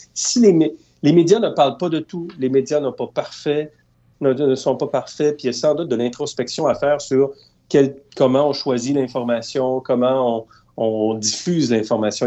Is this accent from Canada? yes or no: yes; Eastern Townships, Quebec, Canada; je viens de la région des Cantons de l'Est parce que j'ai grandi dans cette région-là